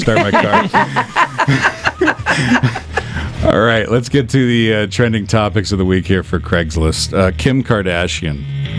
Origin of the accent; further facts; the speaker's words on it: Brampton, Ontario, Canada; my hometown, Brampton